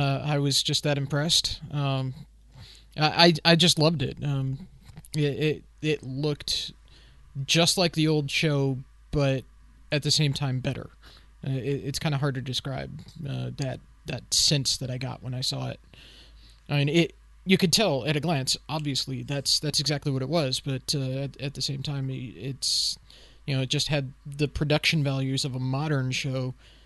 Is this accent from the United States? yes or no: no; Germany; when I was growing up in Germany.